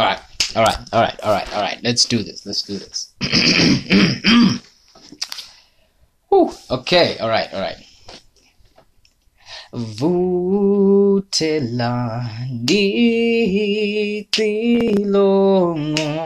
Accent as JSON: {"language": "English", "country": "Eswatini", "second_language": "English", "said": "I am a Swazi. I'm a Swazi. I'm from Swaziland."}